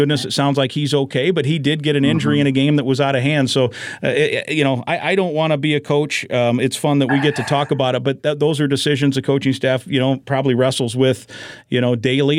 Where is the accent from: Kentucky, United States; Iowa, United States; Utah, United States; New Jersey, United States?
Iowa, United States; moved away; also born or lived in St. Louis; I grew up in Iowa, so I have followed that program.